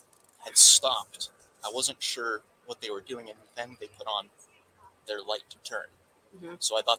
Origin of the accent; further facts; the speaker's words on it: Pennsylvania, United States; now in Idaho, United States; Where I'm from Pennsylvania, we actually don't have like crosswalks.